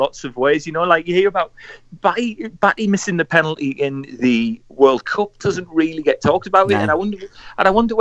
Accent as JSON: {"language": "English", "town": "Middlesbrough", "region": "North East England", "country": "United Kingdom", "said": "I'm from Linthorpe."}